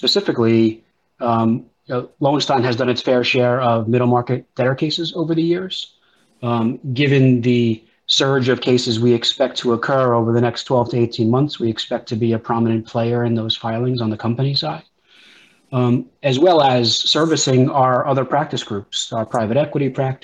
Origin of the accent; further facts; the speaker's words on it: New York, United States; I grew up in New York when Crazy Eddie was a very popular electronics store